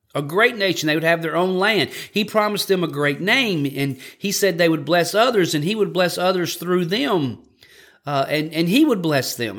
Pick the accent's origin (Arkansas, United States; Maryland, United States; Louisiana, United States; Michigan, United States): Louisiana, United States; I'm from Louisiana